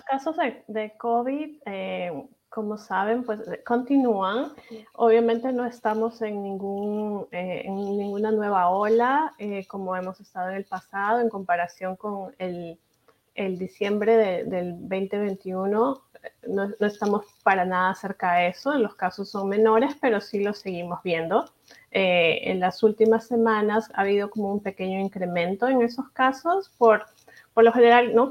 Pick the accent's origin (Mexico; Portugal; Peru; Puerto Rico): Peru; now in Kansas City, United States; yo soy de Perú, mi familia es de allá